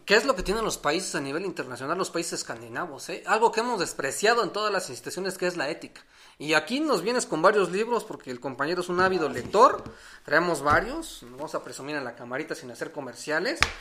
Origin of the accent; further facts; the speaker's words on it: Mexico; asumirnos como mexicanos